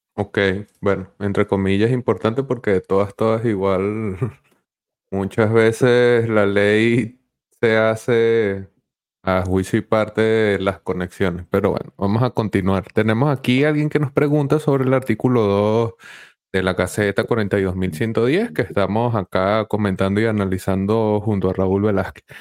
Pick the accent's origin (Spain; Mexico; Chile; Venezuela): Venezuela; como venezolanos y teniendo un proyecto Bitcoin en Venezuela